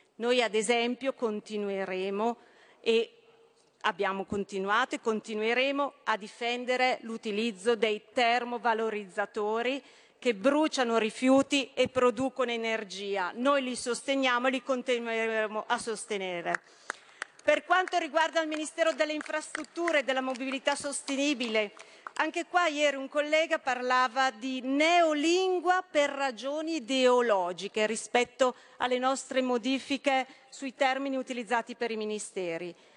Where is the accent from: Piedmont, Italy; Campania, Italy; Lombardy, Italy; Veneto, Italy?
Lombardy, Italy; Brescia; sono bresciana